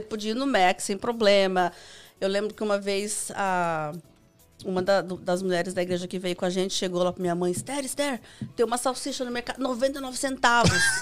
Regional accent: São Paulo, Brazil; moved away; Eu vim lá da Zona Leste

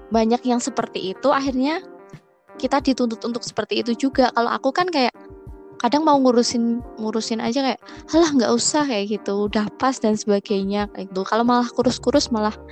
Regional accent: Surakarta, Central Java, Indonesia; bahkan kalau misalkan aku kan dari Solo itu kan uh, putih ya Nit ya pulang kesini sini tuh kayak jadi hitam jadi tambah hitam

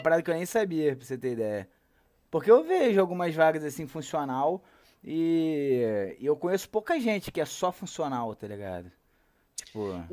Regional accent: Rio de Janeiro, Brazil; eu sou carioca

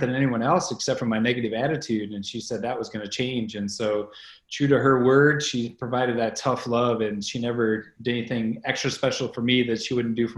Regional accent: Boscobel, Wisconsin, United States; Boscobel, Wisconsin, which is my hometown

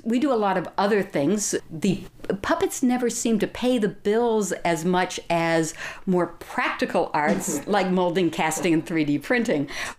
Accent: Nova Scotia, Canada; now in California, United States; I'm from Nova Scotia

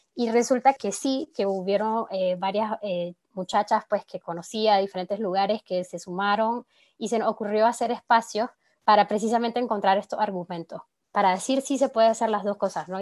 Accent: Nicaragua; now in France; soy de Nicaragua y vivo en Francia

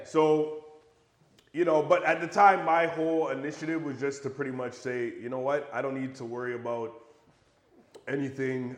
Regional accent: Buffalo, New York, United States; I'm American. So I was born in Buffalo, New York

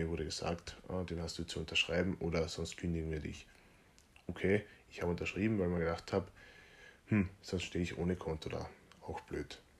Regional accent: Feldkirchen, Carinthia, Austria; Bankberater in meiner kleinen Stadt, in Feldkirchen in Kärnten, aus der ich ursprünglich komme. Ich bin ja Kärntner.

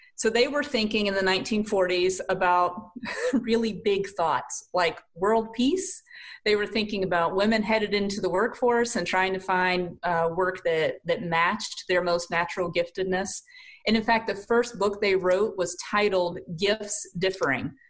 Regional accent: South Carolina, United States; accent: southern; moved away as an adult; now in Canton, United States; born and raised in South Carolina. Ended up here in Canton, Ohio

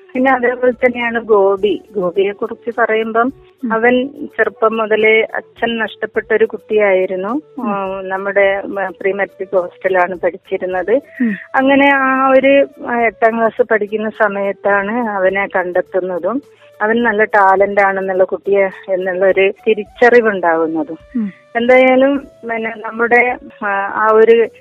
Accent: Vadakara, Kerala, India; ഞാൻ വടകരയാണ് എന്റെ വീട്

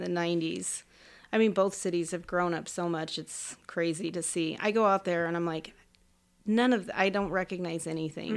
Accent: central Illinois, United States; also born or lived in Oakland, California; now in Arizona, United States; I was born in Oakland, but when I was six weeks old, we moved to Illinois, like, central Illinois, so m, mainly farmlands

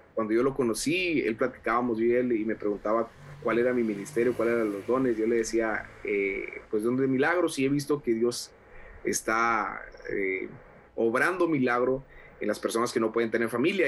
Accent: Monterrey, Nuevo León, Mexico; moved away as an adult; also born or lived in Sabinas Hidalgo, Nuevo León, Mexico; now in Laredo, United States; nací en la ciudad de Sabinas, Hidalgo, Nuevo León. Mis papás ah, se convirtieron en la iglesia del pastor Rogelio Rivas, ah. en Libro Los Valles. Este, posteriormente papá y mis papás viajan a, instalarse en Monterrey

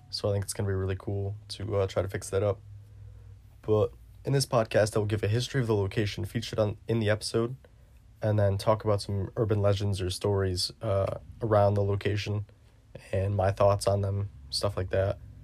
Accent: New York, United States; my home state of New York

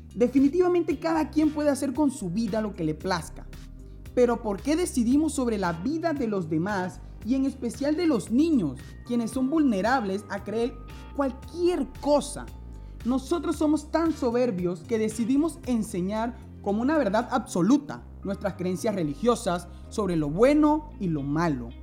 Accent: Panama

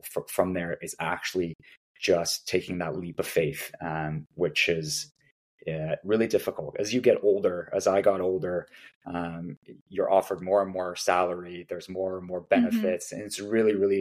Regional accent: Vancouver, British Columbia, Canada; now in Toronto, Canada; I grew up in Vancouver

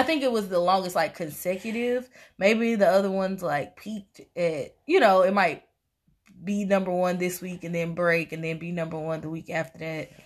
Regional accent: Tennessee, United States; I'm from Tennessee

